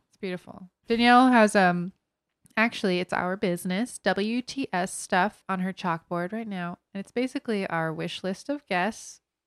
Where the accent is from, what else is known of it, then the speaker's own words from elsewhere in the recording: Florida, United States; We are from Florida